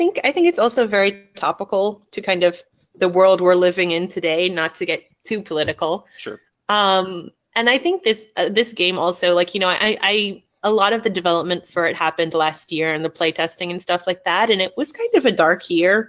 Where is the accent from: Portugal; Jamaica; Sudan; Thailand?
Thailand; also born or lived in United States / England; now in Netherlands; I'm half Thai, half Italian. I was born in the States. I grew up in Thailand and England, and now I'm in the Netherlands.